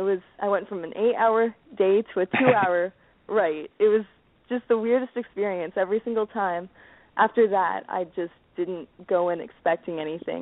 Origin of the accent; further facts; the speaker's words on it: Chatham, Ontario, Canada; my hometown at the Capitol Theater in Chatham.